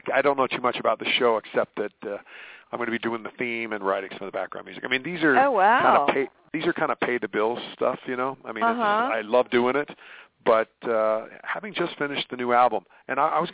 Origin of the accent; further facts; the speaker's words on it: United States; I'm an American boy here